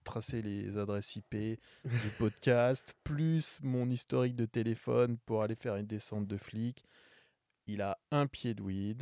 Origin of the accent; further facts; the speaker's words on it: Paris, Île-de-France, France; je suis un Parisien, je suis un vrai Parisien